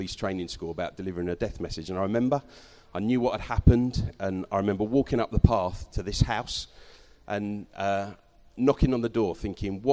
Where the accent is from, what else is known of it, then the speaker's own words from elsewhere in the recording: Eastbourne, South East England, United Kingdom; also born or lived in London; now in Canterbury, United Kingdom; Grew up in London till I was 6, and then we moved to near Eastbourne. And I stayed in Eastbourne till I left to go to university in Kent. And then I've been in Canterbury ever since.